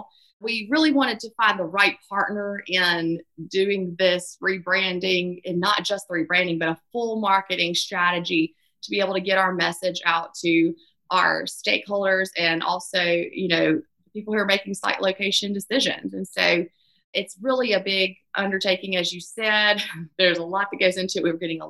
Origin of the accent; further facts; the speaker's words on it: Meridian, Mississippi, United States; Growing up in Meridian, Mississippi, we're just, you know, across the border from Tuscaloosa, Alabama